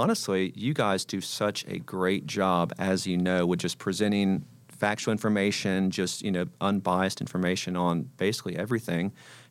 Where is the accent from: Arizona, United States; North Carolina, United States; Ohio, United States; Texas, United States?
North Carolina, United States; Charlotte; now in Nashville, United States; growing up in Charlotte